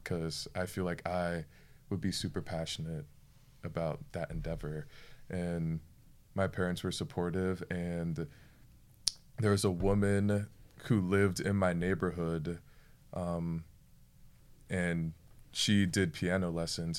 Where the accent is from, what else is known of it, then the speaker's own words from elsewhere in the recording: Florida, United States; I am from Florida. I'm a Florida boy.